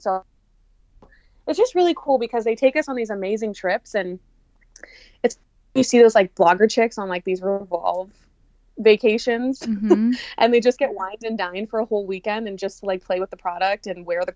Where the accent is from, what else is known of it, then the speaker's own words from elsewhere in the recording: Canada; I'm not from the States, you know, like, oh, she's flying in from Canada